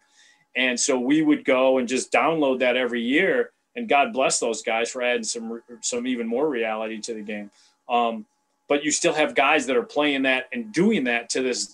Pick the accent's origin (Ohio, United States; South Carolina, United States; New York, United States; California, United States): Ohio, United States; Cleveland; now in Chicago, United States; Growing up in Cleveland, I mean, Cleveland's kind of a different feel of the rest of Ohio